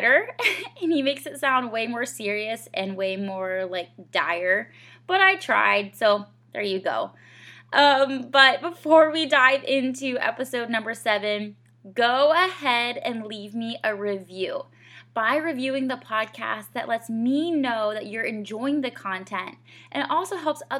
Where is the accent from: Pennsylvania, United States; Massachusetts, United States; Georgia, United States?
Georgia, United States; moved away as an adult; also born or lived in Rochester, Minnesota / Asheville, North Carolina; now in Greenville, United States; I'm from Georgia